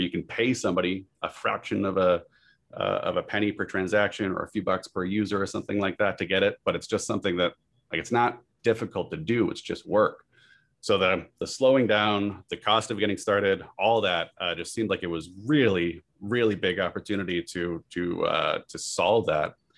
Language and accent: English; Massachusetts, and Vermont, New England, United States; moved away as an adult; also born or lived in San Diego / Silicon Valley; now in Cary, United States; I grew up in New England, Massachusetts, and Vermont.